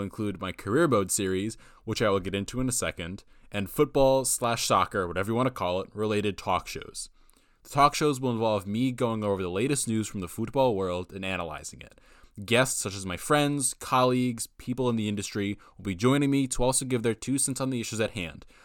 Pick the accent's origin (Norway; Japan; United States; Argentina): United States; I'm an American